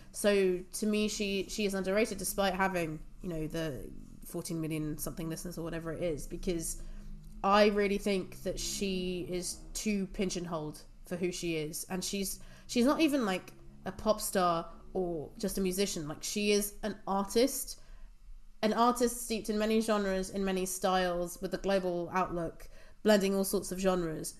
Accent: England, United Kingdom; growing up in England

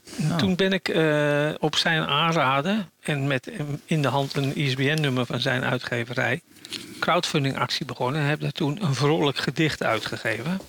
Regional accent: Netherlands; now in Germany; als Nederlander

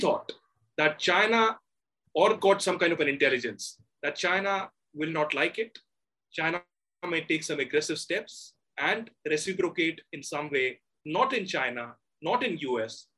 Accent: India; I'm an Indian

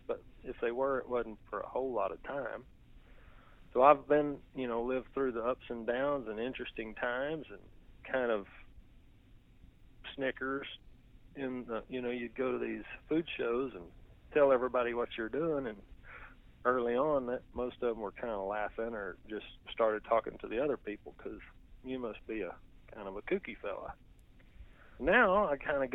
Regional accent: Texas, United States; I'm just a guy that's kind of born and raised in Texas

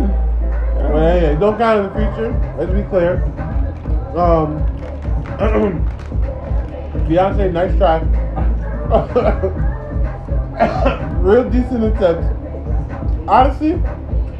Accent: Jamaica; I'm Jamaican

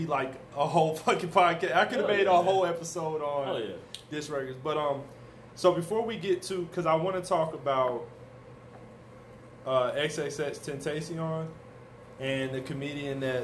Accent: the South, United States; I'm from the South

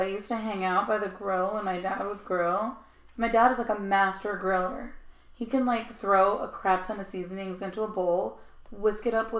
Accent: Texas, United States; also born or lived in Arizona; I'm from Texas and Arizona. We have cows and coyotes.

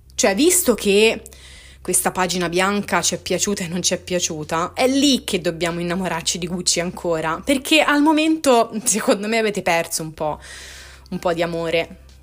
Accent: Tuscany, Italy; io sono toscana

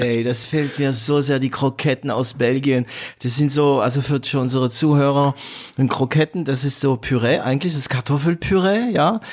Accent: northern France, France; moved away; bei uns in Nordfrankreich

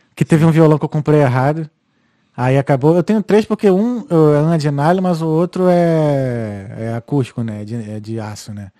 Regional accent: Rio de Janeiro, Brazil; now in Ireland; Sou carioca

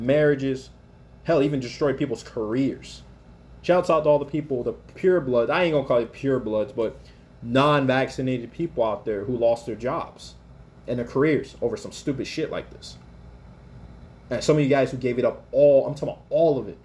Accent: Alaska, United States; I grew up in Alaska

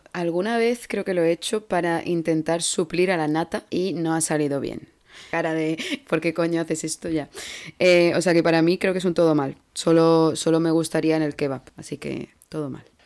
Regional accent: Andalusia, Spain; moved away as an adult; now in Germany; qué bien hablo inglés para ser andaluza

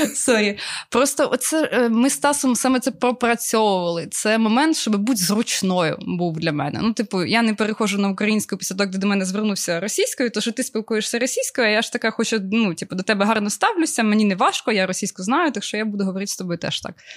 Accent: Obukhiv, Kyiv Oblast, Ukraine; also born or lived in Ukrainka; я народилася в місті Обухові. Я прожила там до 15 років, по-моєму, чи 16, а потім я переїхала в місто Українка, яке я дійсно вважаю своїм рідним

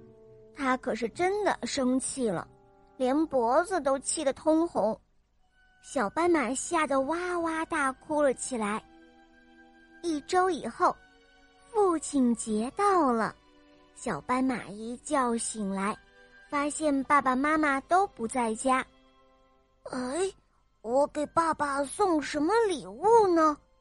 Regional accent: Canada; 今年快五岁了，我来自加拿大

